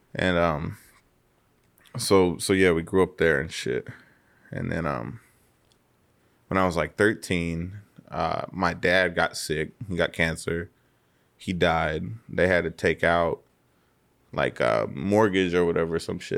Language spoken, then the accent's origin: English; Riverside, California, United States; I grew up in Riverside